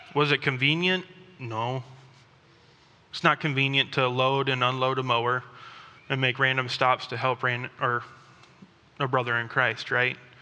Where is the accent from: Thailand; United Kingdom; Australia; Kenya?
Thailand; moved away; I grew up in Thailand